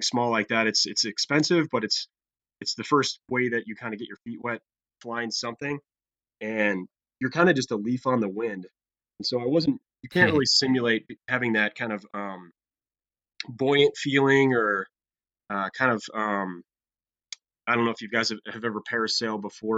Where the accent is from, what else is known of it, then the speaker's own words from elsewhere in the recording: Ohio, United States; I grew up in Ohio.